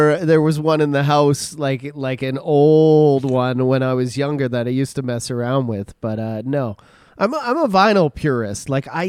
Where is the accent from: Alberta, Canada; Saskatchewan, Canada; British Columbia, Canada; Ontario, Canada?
Alberta, Canada; I'm just from Alberta.